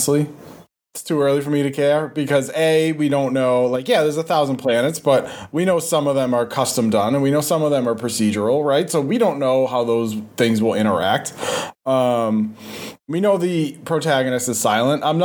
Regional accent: Boston, Massachusetts, United States; accent: Boston; my Boston accent.

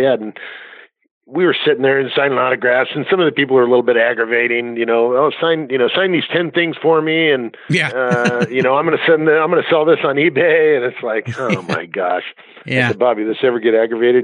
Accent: Southern California, United States; my growing up in Southern California

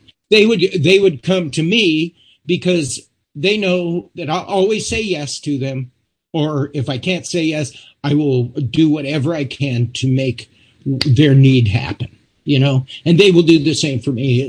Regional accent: United States; I'm an American

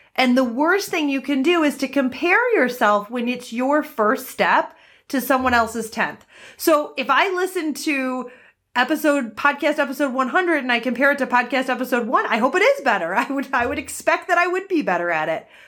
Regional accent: Detroit, Michigan, United States; now in Research Triangle Park, United States; I'm originally from Detroit

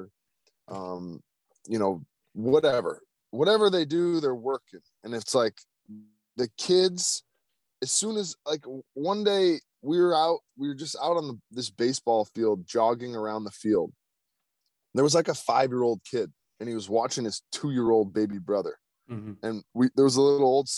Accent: United States; the United States

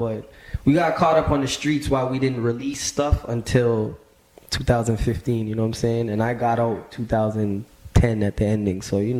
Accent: Scarborough, Ontario, Canada; I think, shit, when I was growing up in Scarborough, like, I was like 7 years old

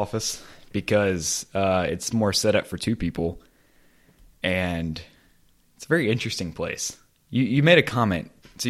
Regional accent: Lake Charles, Louisiana, United States; I'm from Lake Charles, Louisiana.

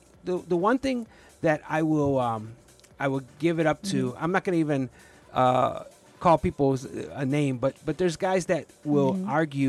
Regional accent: Chicago, Illinois, United States; growing up on the Southwest side and then the Northwest side

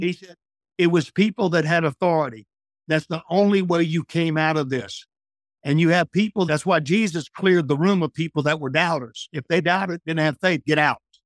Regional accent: New Orleans, Louisiana, United States; I'm from Louisiana where they have tornadoes and hurricanes down in South Louisiana

